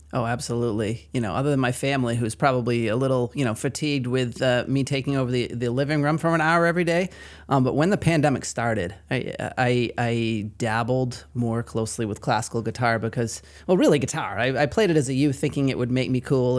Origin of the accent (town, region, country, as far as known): Maine, United States; accent: Maine